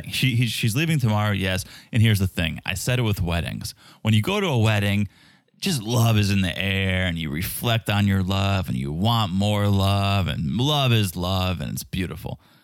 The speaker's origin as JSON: {"language": "English", "region": "Connecticut", "country": "United States", "moved": "yes", "lives_now": "Florida, United States", "said": "Connecticut is my home state"}